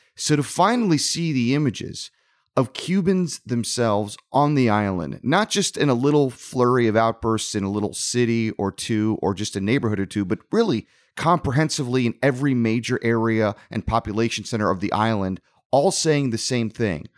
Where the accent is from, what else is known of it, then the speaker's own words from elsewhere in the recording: South Florida, United States; growing up in South Florida